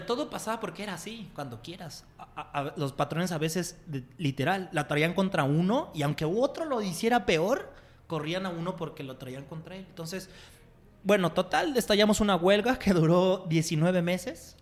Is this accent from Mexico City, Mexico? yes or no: yes; Mexico City, Mexico; moved away as an adult; now in Guadalajara, Mexico; Yo nací en un, barrio muy pobre de la Ciudad de México que se llama Iztapalapa es uno de los barrios más peligrosos y, y, sin lana de la ciudad. Y crecí ahí